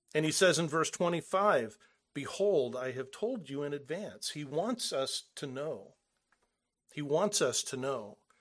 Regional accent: Southern California, United States; moved away; we're from Southern California.

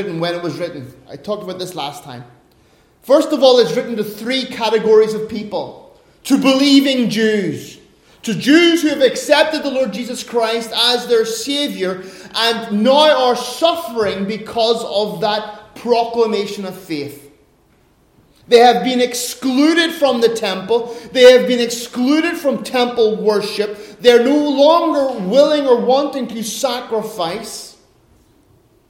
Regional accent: Ireland; now in Finland; as an Irishman

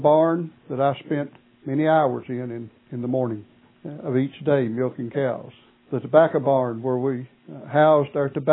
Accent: Martin, Tennessee, United States; moved away as an adult; It has been approximately 47 years since I have lived in the location where I was born and raised

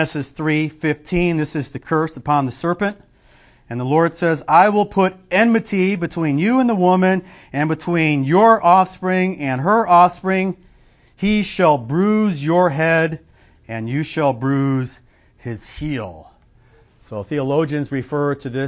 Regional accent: Illinois, United States; I'm from Illinois

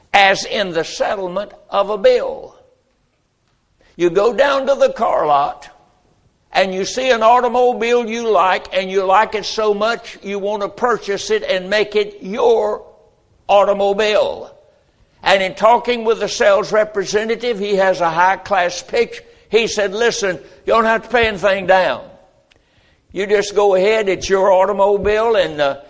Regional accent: United States; I am an American, and I was born in this country

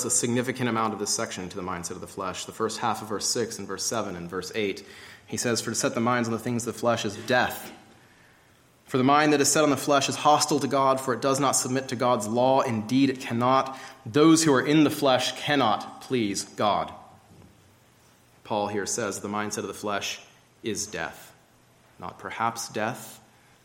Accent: Georgia, United States; I grew up in Georgia, hiking along the Appalachian Trail fairly often

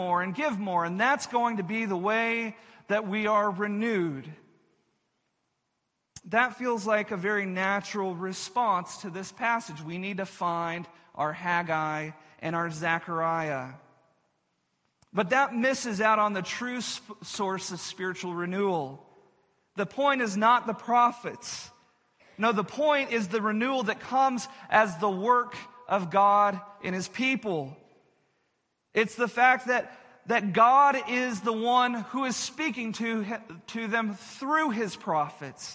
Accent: Texas, United States; where I grew up in Texas

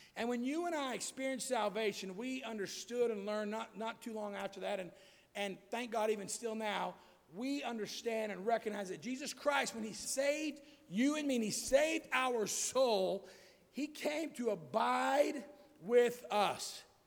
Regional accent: United States; I was born in America where freedom allowed me to hear the gospel freely

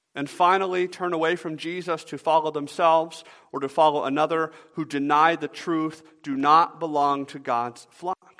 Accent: Atlanta, Georgia, United States; moved away; I grew up in Atlanta

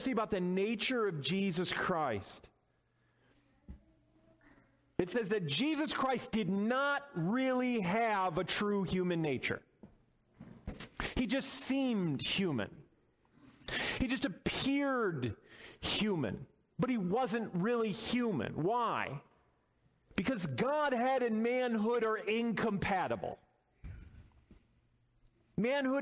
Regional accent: Midwest, United States; Growing up in the Midwest

